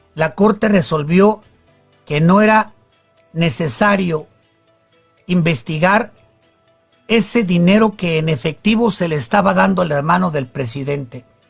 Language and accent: Spanish; Mexico; somos los mexicanos